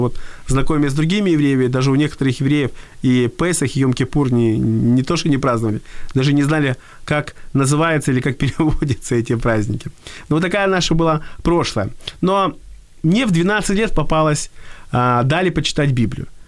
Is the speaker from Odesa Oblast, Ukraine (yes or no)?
yes; Odesa, Odesa Oblast, Ukraine; я вырос в Одессе